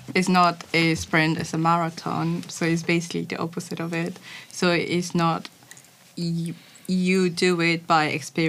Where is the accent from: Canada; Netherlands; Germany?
Germany; I'm from Germany